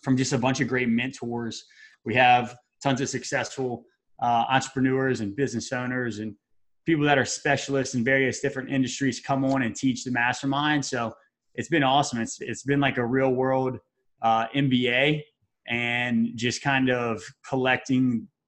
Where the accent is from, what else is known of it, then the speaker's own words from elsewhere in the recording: Baton Rouge, Louisiana, United States; moved away as an adult; also born or lived in Mississippi; now in Tampa, United States; I'm originally from Baton Rouge, Louisiana